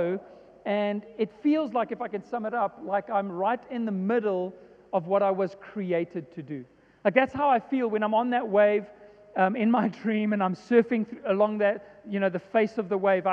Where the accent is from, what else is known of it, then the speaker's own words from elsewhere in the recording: Johannesburg, Gauteng, South Africa; I was born and raised in Joburg